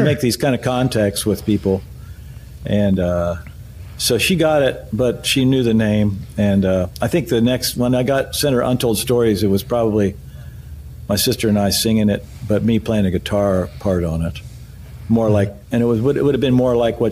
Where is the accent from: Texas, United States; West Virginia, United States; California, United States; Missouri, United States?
West Virginia, United States; moved away as an adult; now in Nashville, United States; I was from West Virginia